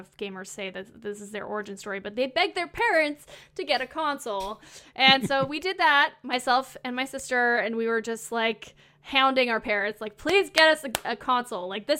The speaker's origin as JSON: {"language": "English", "area": "Laurentians", "region": "Quebec", "country": "Canada", "tie": "born or raised there", "moved": "yes", "said": "I grew up in a very small town. It's in the Laurentians part of Quebec"}